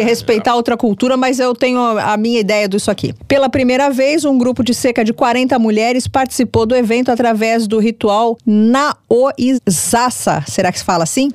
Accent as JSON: {"language": "Portuguese", "country": "Brazil", "said": "eu, como brasileira"}